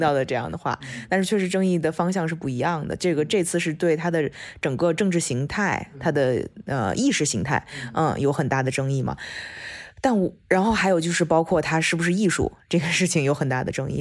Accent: China; moved away; 我们从中国出来的，或者是中国教育长大的

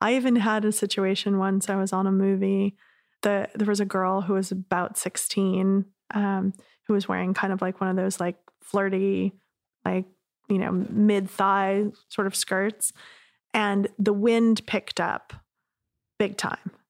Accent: Laguna Beach, California, United States; I grew up in Laguna

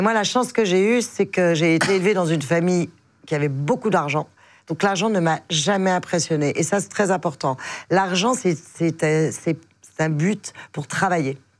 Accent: Biarritz, Nouvelle-Aquitaine, France; now in Paris, France; je suis du Biarritz, dans le sud-ouest

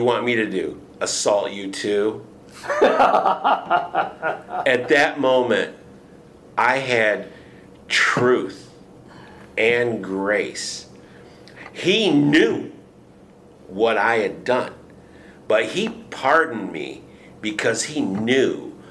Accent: Michigan, United States; moved away as an adult; now in Houston, United States; I'm from Michigan

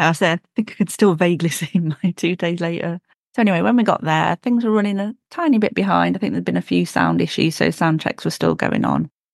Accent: United Kingdom; we're British

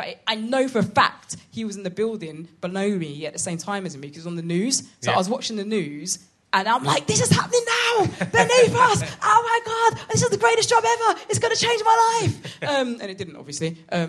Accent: London, United Kingdom; I'm from London.

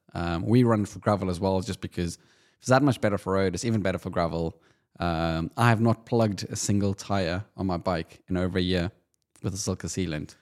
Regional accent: South Africa; Being South African

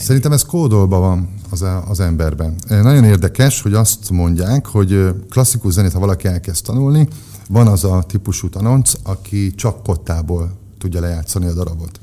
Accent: Győr, Győr-Moson-Sopron, Hungary; győri születés vagyok, Győrben nőttünk fel, ott kezdtem el az iskolát, ott jártam óvodába, iskolába, aztán kiköltöztünk falura négy évre.

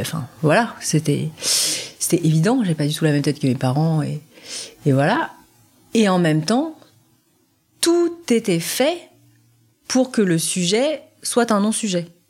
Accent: France; also born or lived in South Korea; je suis française

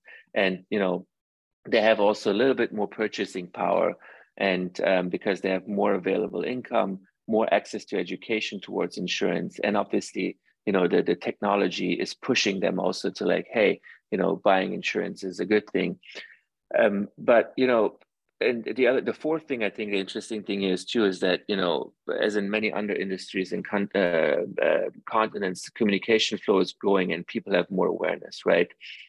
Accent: Iran; born there; I actually, you know, as I mentioned, I was born in Iran, and Iran in the Middle East are also very family oriented.

